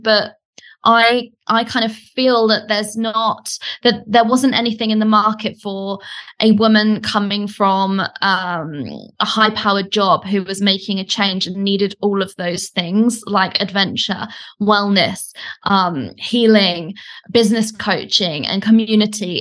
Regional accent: United Kingdom; accent: British; moved away as an adult; now in Bali, Indonesia; as you can probably tell from my accent, I'm British, um, but I actually live in Bali and I've been here for the last three years

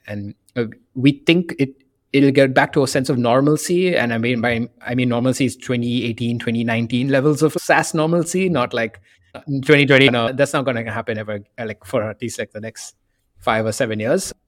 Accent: India; moved away as an adult; also born or lived in Boston / San Francisco; I grew up in India

